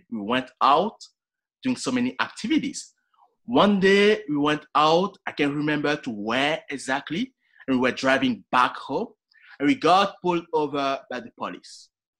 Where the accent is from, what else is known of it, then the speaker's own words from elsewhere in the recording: Montreal, Quebec, Canada; And I'm from Montreal. If you have ever been to Canada in the first place during the winter, you know how cold it is.